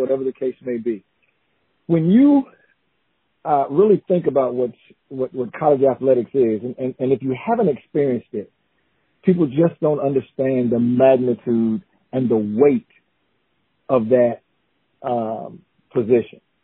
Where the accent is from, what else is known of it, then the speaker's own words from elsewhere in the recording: Newberry, South Carolina, United States; moved away as an adult; also born or lived in DeLand, Florida; born and raised in Newberry, South Carolina